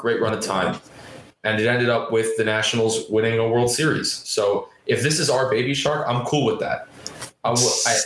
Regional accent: United States; as an American

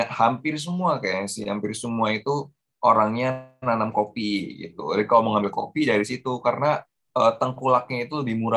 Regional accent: Java, Indonesia; now in Lampung, Indonesia; Gue salah satu pendatang dari Jawa.

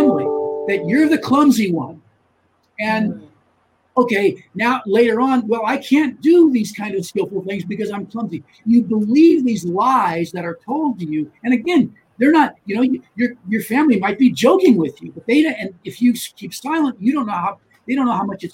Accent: United States; being American

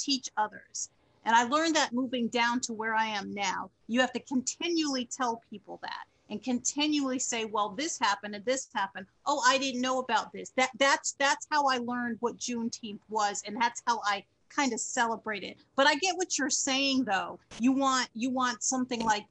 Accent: Hartford, Connecticut, United States; moved away; I grew up in Hartford, Connecticut

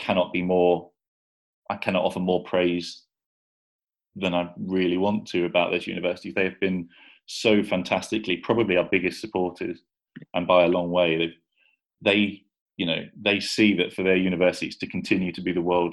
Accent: Ipswich, East of England, United Kingdom; moved away as an adult; also born or lived in Southampton; now in Nottingham, United Kingdom; So I grew up in Ipswich, went to university even further south in Southampton, and moved here for a job.

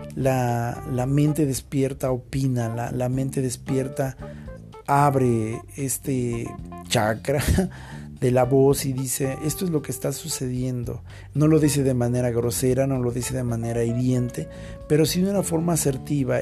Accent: Mexico; Todos los mexicanos se acuerdan que somos mexicanos

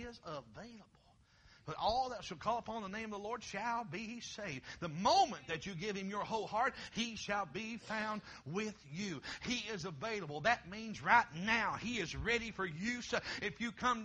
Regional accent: Kentucky, United States; now in Ohio, United States; I'm originally from Kentucky

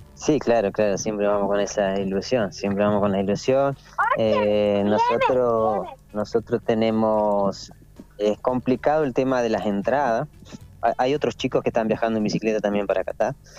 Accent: Argentina; nosotros tenemos pasaporte italiano, como, muchos argentinos, eh, por esta cuestión de nuestros abuelos

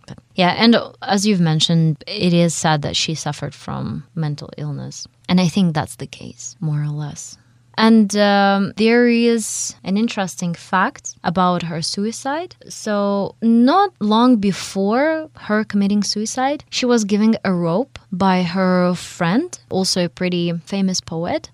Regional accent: Russia; accent: Russian; English is a second language; my Russian accent

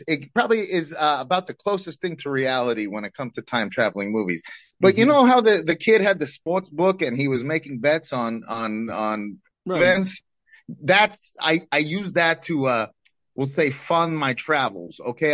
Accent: Brooklyn, New York, United States; Hey, I'm from New York. I might have gone to MIT, but I'm still from Brooklyn, you know.

